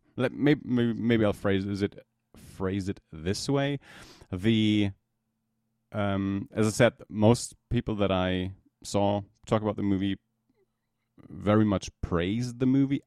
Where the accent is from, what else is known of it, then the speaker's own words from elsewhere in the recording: Germany; from Germany